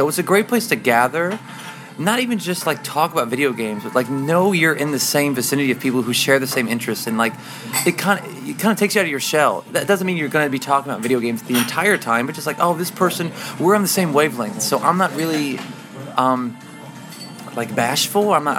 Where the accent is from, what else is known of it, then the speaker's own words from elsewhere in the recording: United States; now in Japan; I'm an American guy